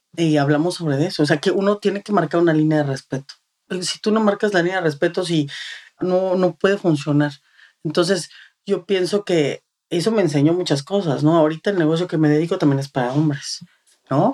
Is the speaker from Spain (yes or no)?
no; Mexico City, Mexico; moved away as an adult; now in Texas, United States; Nosotros ah, llegamos aquí hace ocho años, somos de la Ciudad de México